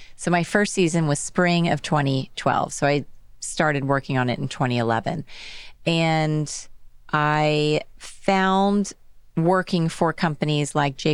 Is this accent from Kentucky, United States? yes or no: no; Dallas, Texas, United States; moved away as an adult; also born or lived in Los Angeles / London / New York City; I grew up in Dallas